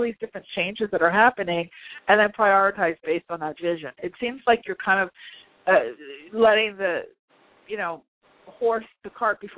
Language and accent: English; New Yorker, United States; I'm a New Yorker too. It's in our blood